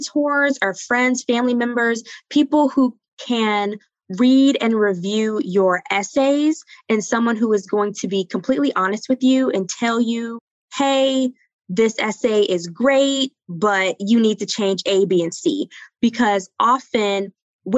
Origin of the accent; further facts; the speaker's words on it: the South, United States; moved away as an adult; I grew up in the South.